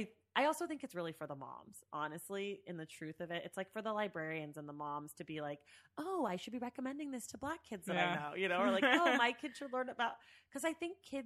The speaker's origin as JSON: {"language": "English", "area": "Bay Area", "region": "California", "country": "United States", "said": "I'm from the Bay Area, you know."}